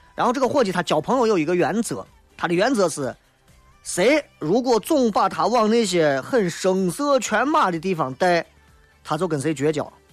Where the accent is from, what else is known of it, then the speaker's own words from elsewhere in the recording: Xi'an, Shaanxi, China; 作为一个西安人